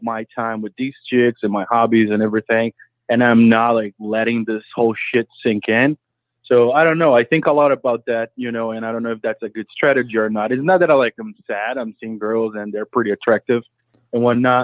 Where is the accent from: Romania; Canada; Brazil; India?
Brazil; now in New York, United States; I'm from Brazil.